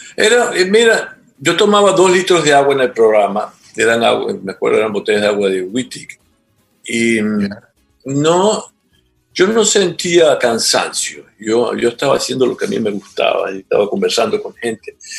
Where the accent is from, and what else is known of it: Venezuela; moved away as an adult; also born or lived in Trinidad and Tobago; now in Ecuador